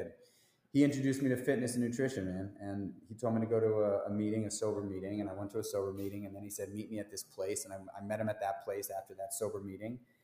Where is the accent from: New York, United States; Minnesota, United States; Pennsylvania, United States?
New York, United States; New York City; I grew up in New York City. I'm a New York City um, dude